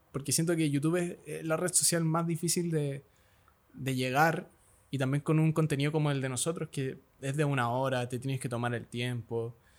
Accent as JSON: {"language": "Spanish", "town": "Santiago", "region": "Santiago Metropolitan Region", "country": "Chile", "tie": "born or raised there", "said": "yo nací acá en Santiago, que es una gran ciudad, Santiago"}